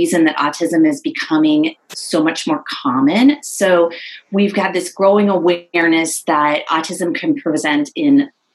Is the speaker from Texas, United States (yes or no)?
no; California, United States; moved away as an adult; also born or lived in San Diego, California; now in South Carolina, United States; I'm originally from California